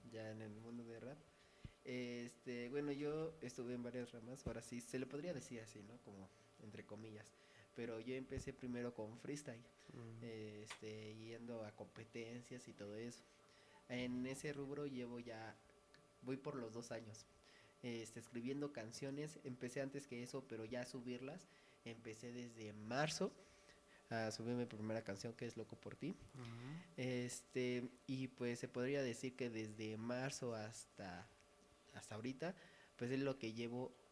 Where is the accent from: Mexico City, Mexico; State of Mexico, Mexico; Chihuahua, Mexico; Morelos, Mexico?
State of Mexico, Mexico; Metepec; Vengo de Metepec de por Prepa 5, eh, la Jiménez Gallardo.